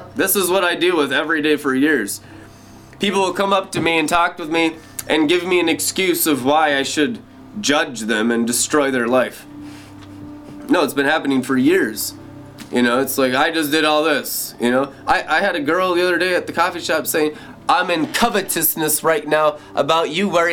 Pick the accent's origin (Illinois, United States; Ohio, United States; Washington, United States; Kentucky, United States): Washington, United States; Seattle; I grew up in Seattle, Washington, during the grunge scene